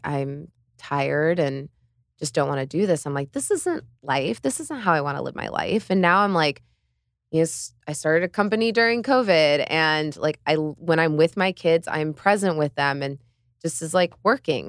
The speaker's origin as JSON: {"language": "English", "region": "central Illinois", "country": "United States", "tie": "born or raised there", "also_born_or_lived": "New York", "moved": "as an adult", "lives_now": "Miami, United States", "said": "I grew up on a farm in central Illinois, like, eight hundred people"}